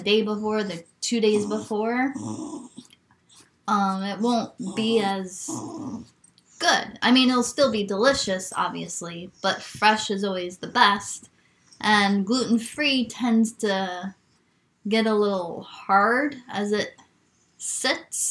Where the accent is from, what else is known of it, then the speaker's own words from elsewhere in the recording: New York, United States; moved away; I'm from New York